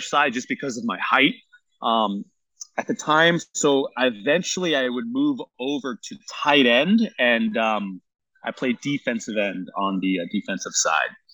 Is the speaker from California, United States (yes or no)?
yes; San Jose, California, United States; I was born and raised here in in San Jose